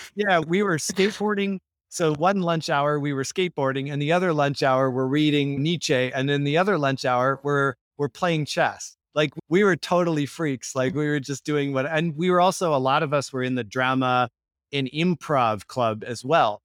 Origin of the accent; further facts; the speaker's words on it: Victoria, British Columbia, Canada; I grew up in Victoria, B C. It's a small It's the capital of British Columbia